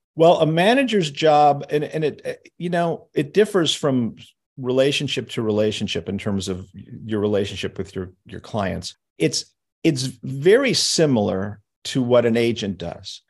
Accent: Los Angeles, California, United States; also born or lived in New York; although I was born in New York, I grew up in, in Los Angeles

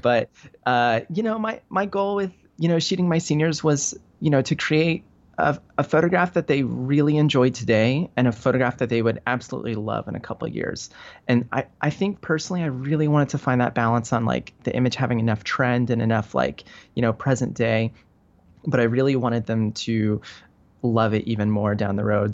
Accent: Denver, Colorado, United States; moved away as an adult; now in Venice, California, United States; I, uh, grew up in Denver. So I grew up in Colorado.

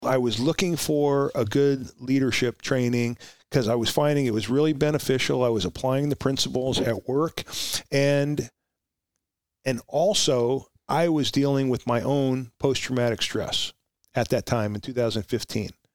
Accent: Huntington Station, New York, United States; moved away; also born or lived in Oxnard, California; I grew up in in Suffolk County, in, uh, near Huntington Station

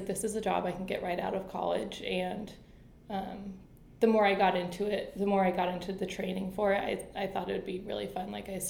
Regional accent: North Carolina, United States; born there; now in Cleveland, United States; I think that since I was born in North Carolina, I've always been in love with water.

